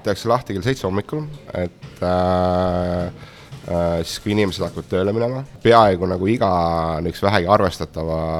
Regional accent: Estonia; moved away as an adult; also born or lived in London; ise oleme ikkagi eestlased

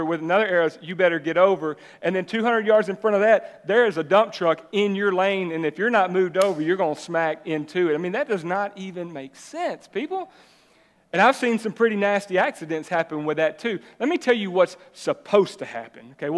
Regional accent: Jacksonville, Texas, United States; I'm originally from Jacksonville, right? I grew up in East Texas.

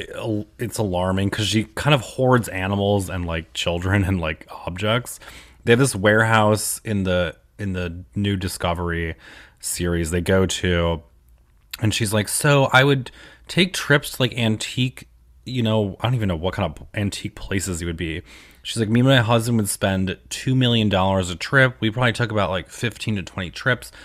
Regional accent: United States; now in New York City, United States; the town that I grew up in is on the Pennsylvania border

